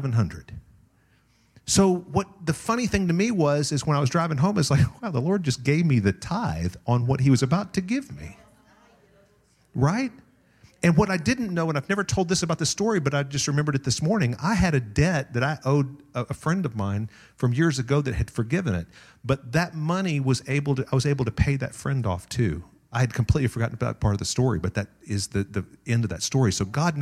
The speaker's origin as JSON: {"language": "English", "town": "Tulsa", "region": "Oklahoma", "country": "United States", "tie": "born or raised there", "moved": "yes", "lives_now": "Las Vegas, United States", "said": "I grew up on the Oral Roberts University campus"}